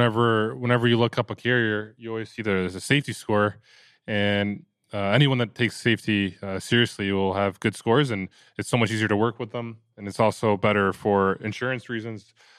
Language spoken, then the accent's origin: English; United States; But because I'm American and I'm Polish, yeah.